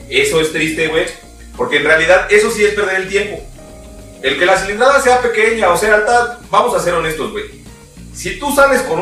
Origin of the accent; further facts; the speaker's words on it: Mexico; lo que pasa es que somos mexicanos.